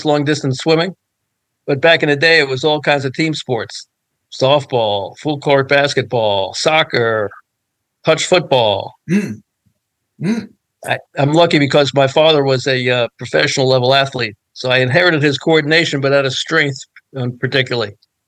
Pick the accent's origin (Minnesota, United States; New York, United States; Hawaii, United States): New York, United States; New York City; now in Washington, D.C., United States; I'm from the Bronx, New York